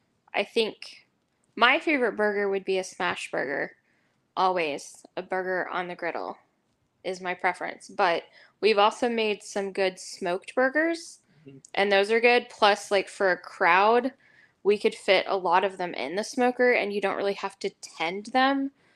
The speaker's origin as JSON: {"language": "English", "region": "Oklahoma", "country": "United States", "said": "We're from Oklahoma. Get it right."}